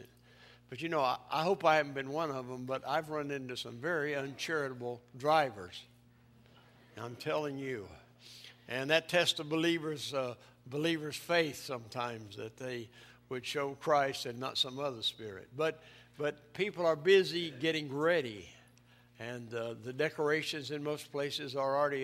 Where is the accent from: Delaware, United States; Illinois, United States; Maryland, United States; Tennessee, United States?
Tennessee, United States; East; I grew up in the mountains of East Tennessee